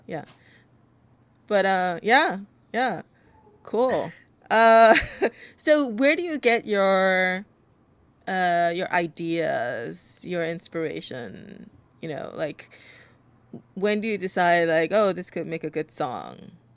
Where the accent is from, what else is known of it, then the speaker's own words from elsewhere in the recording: South Korea; now in New York, United States; I, I was born in Korea, uh, but in the U.S. I've only lived in New York